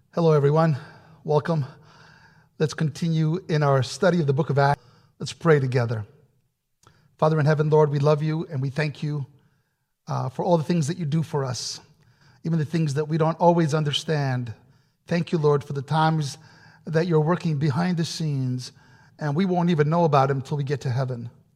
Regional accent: New Rochelle, New York, United States; English is a second language; growing up in New York, uh, had just finished my elementary school, first grade through eighth grade, and, uh, I was still learning how to speak English correctly, still am

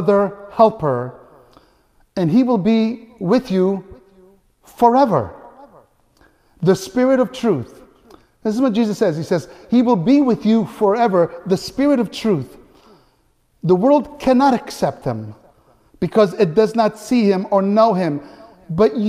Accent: Naples, Campania, Italy; moved away; when I was a little boy in Italy, growing up in Naples

